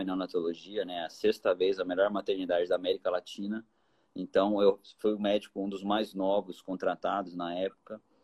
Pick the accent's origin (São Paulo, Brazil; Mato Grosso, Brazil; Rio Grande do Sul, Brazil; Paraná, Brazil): São Paulo, Brazil; Taubaté; moved away as an adult; also born or lived in Vassouras, Rio de Janeiro / Miami, United States; now in Campo Grande, Brazil; E sou de São Paulo, nasci em Taubaté